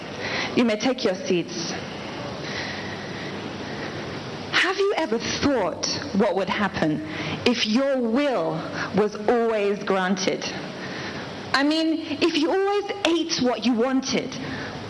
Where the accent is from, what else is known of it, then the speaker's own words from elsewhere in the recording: England, United Kingdom; now in Lagos, Nigeria; I was born in England.